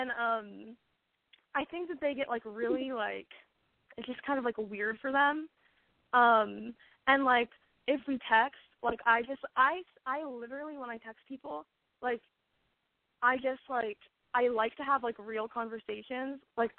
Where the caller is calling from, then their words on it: Westlake Village, California, United States; Westlake Village.